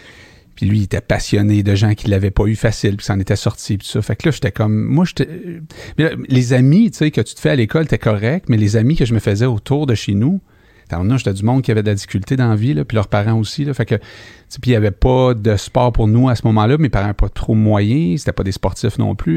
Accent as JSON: {"language": "French", "town": "Montreal", "region": "Quebec", "country": "Canada", "tie": "born or raised there", "said": "je suis né à Rivière-des-Prairies"}